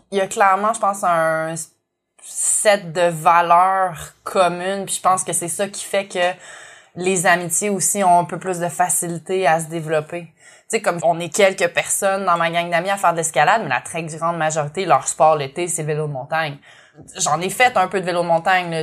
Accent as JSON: {"language": "French", "town": "Montreal", "region": "Quebec", "country": "Canada", "tie": "born or raised there", "also_born_or_lived": "Kootenays, British Columbia", "moved": "as an adult", "lives_now": "Nelson, Canada", "said": "Je suis aussi montréalaise d'origine je suis née et j'ai grandi à Montréal, puis j'ai déménagé dans les Kootenays en 2018"}